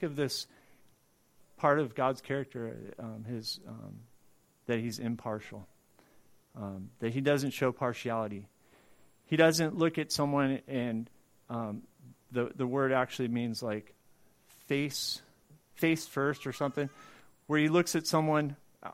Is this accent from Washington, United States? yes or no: no; Southern California, United States; I grew up in Southern California